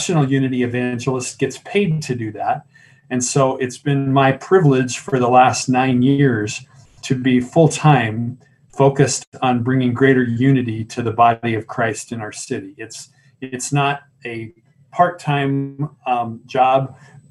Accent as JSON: {"language": "English", "town": "Tucson", "region": "Arizona", "country": "United States", "tie": "born or raised there", "also_born_or_lived": "Columbus, Ohio", "said": "I was born in Tucson. I'm a native. Went to school here up through college"}